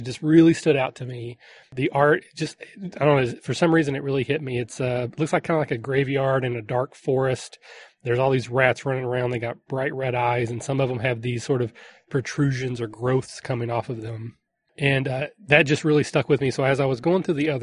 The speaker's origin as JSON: {"language": "English", "region": "Kentucky", "country": "United States", "said": "I'm from Kentucky"}